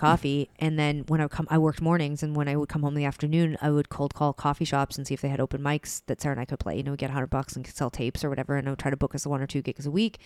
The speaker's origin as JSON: {"language": "English", "town": "Calgary", "region": "Alberta", "country": "Canada", "tie": "born or raised there", "also_born_or_lived": "Vancouver", "moved": "as an adult", "said": "we grew up in Calgary, it's all highways"}